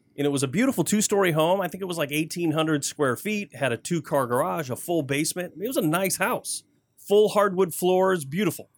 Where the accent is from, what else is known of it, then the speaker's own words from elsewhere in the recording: Flint, Michigan, United States; also born or lived in Davison, Michigan; I grew up in Flint, born and raised